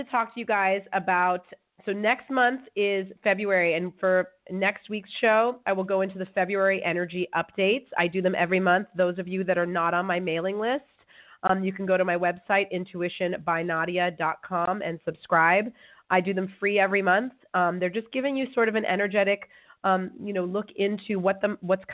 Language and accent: English; California, United States; moved away as an adult; now in Amsterdam, Netherlands; I'm from California. I'm a California girl.